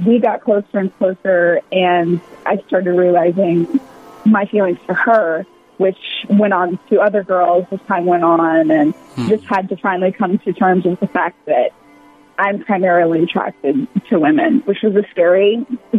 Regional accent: Mobile, Alabama, United States; I'm a Southern maid, born and raised in Mobile, Alabama

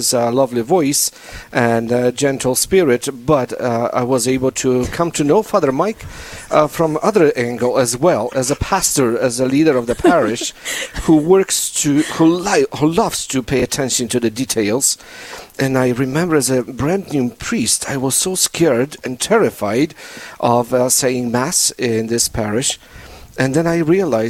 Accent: Poland; accent: Polish; moved away as an adult; also born or lived in South Dakota, United States; now in Rapid City, United States; with my beautiful Polish accent, I'm Polish

